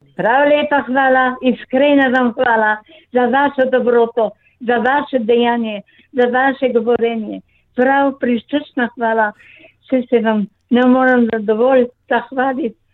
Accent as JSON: {"language": "Slovenian", "town": "Slovenska Bistrica", "country": "Slovenia", "tie": "born or raised there", "also_born_or_lived": "Pragersko", "said": "Moje rojstno kraj je v Sloveniji, Švečnevec, Slovenska bistrica, na Švečnevcu pri Slovenski bistrici"}